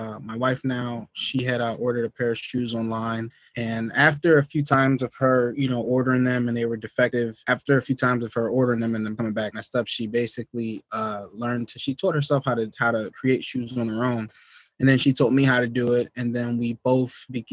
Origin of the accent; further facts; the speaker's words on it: Willingboro, New Jersey, United States; moved away as an adult; now in Poconos, United States; born and raised in South Jersey, Willingboro, New Jersey, born, raised in Burlington, New Jersey